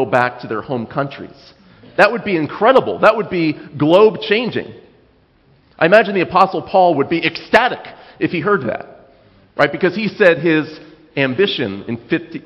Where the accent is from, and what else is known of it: United States